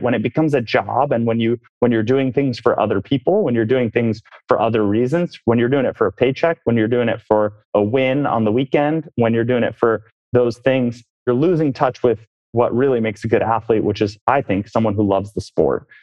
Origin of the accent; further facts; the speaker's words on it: Oakland, California, United States; moved away; born and raised in the Bay Area. Oakland, California